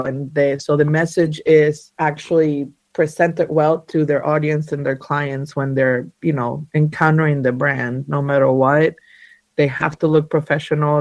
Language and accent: English; Argentina; now in North Carolina, United States; I was born and raised in Argentina. Uh, I'm an Argentinian Jew. Uh, somehow I ended up in the mountains of North Carolina